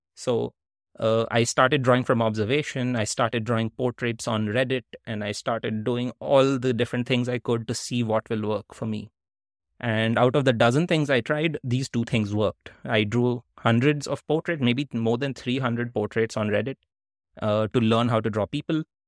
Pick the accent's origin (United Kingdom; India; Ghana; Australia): India; moved away as an adult; also born or lived in Netherlands / United States; growing up in India